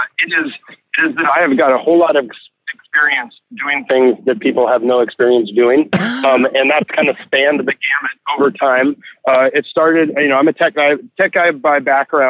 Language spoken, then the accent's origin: English; Santa Barbara, California, United States; I live in Santa Barbara, it's my hometown